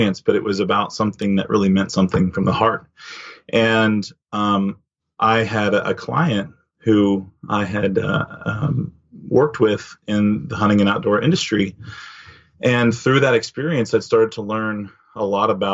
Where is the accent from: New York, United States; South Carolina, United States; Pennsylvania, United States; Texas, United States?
Texas, United States; Dallas; growing up in Texas, most everybody hunts